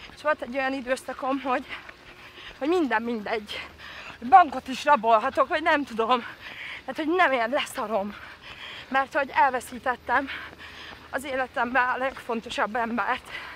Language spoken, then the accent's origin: Hungarian; Derecske, Hajdú-Bihar, Hungary; also born or lived in Debrecen; now in Budakalász, Hungary; Derecskén kislányként